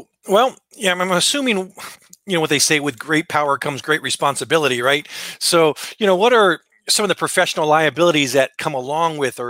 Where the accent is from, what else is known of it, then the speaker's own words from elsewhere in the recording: Los Angeles, California, United States; also born or lived in New Mexico; I'm from